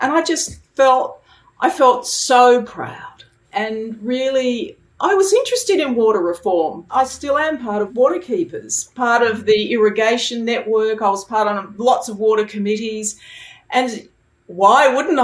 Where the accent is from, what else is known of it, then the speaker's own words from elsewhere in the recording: Adelaide, South Australia, Australia; now in Sydney, Australia; I was born in Adelaide, and I was adopted there at the age of 3 months.